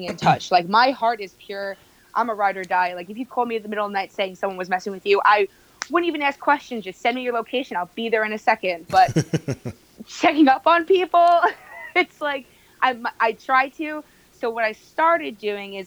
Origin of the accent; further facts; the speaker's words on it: Bay Shore, New York, United States; also born or lived in Manhattan, New York City / Governors Island / Rosedale, Queens / Plainview, Long Island; I grew up in Bayshore. We'll say that though, because I mean, I lived in Nassau County for a little bit, but Bayshore is really the hometown